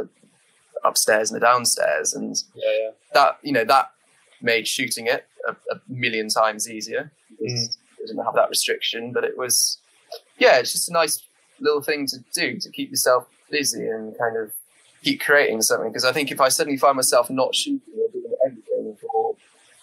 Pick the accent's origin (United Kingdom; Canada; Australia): United Kingdom; St Davids, Wales; I grew up in St. David's